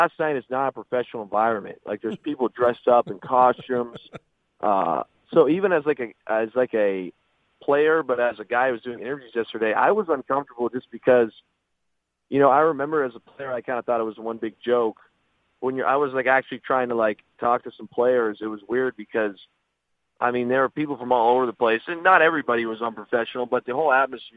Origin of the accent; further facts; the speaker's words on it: Windsor, Ontario, Canada; moved away; also born or lived in Seattle; I grew up in Windsor on a border town